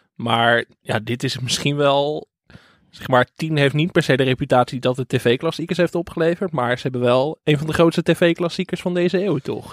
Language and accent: Dutch; Enkhuizen, North Holland, Netherlands; ik kom uit Enkhuizen